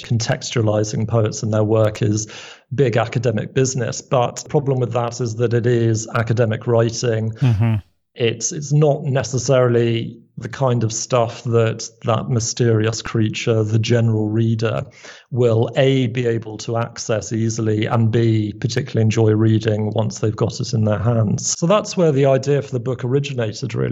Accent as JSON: {"language": "English", "region": "London", "country": "United Kingdom", "tie": "born or raised there", "said": "I grew up in London. My dad is from Belfast. And my mum is a Scot"}